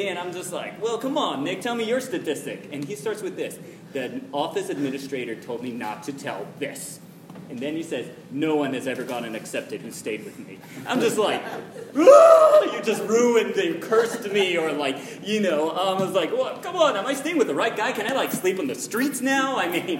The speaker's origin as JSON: {"language": "English", "country": "Japan", "tie": "born or raised there", "moved": "yes", "said": "I was born and raised in Japan."}